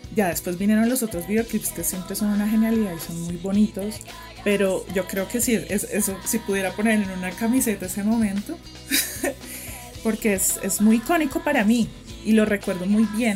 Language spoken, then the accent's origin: Spanish; Bogotá, Colombia; soy periodista colombiana, bogotana